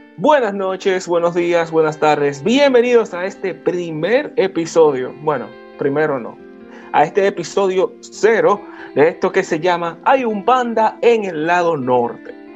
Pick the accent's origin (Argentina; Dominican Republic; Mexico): Dominican Republic; Santo Domingo, Distrito Nacional; soy dominicano, nacido y criado en Santo Domingo de Guzmán